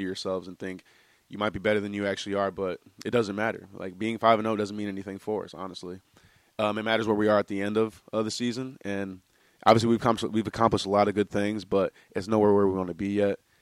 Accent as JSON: {"language": "English", "region": "Midwest", "country": "United States", "moved": "as an adult", "lives_now": "New Hampshire, United States", "said": "I'm a guy from the Midwest"}